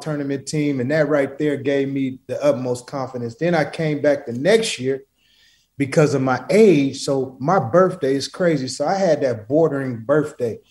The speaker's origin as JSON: {"language": "English", "town": "Portland", "region": "Oregon", "country": "United States", "tie": "born or raised there", "said": "I'm not from Cali. I'm from Portland, Oregon."}